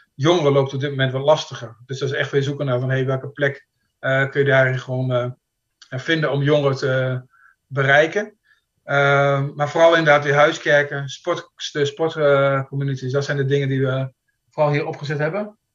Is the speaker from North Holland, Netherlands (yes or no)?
no; Kampen, Overijssel, Netherlands; moved away as an adult; now in Sweden; Ik ben opgegroeid in Kampen